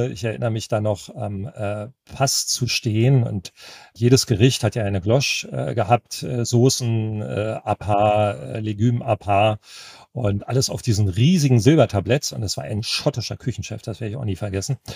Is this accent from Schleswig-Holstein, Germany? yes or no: no; Berlin, Germany; meine Heimatstadt als Ganzes einmal kennenzulernen, was ich ja nur von Geschichten konnte. Ne? Also na klar war man als Westberliner auch immer und wieder mal im Osten drüben